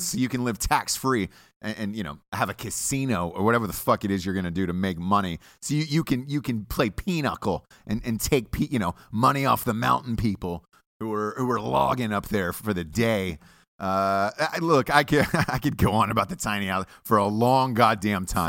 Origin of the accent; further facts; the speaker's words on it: Atlanta, Georgia, United States; I'm from Atlanta